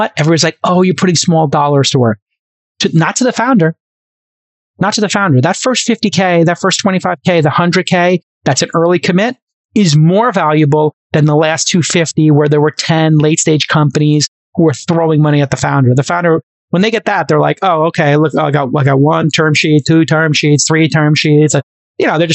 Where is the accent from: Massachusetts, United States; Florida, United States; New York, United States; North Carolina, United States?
New York, United States; New York City; I'm the kid from Brooklyn